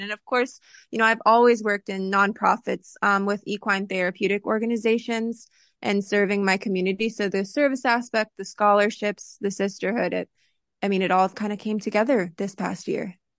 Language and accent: English; Coweta County, Georgia, United States; moved away as an adult; now in California, United States; I'm originally actually from Coweta County, Georgia, um, and then left home at eighteen years old